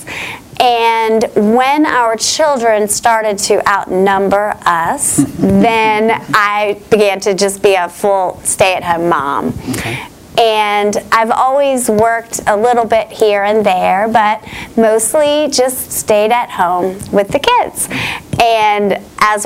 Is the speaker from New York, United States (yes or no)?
no; Charlotte, North Carolina, United States; I'm a Charlotte native, very few of us around. But I grew up right here in Charlotte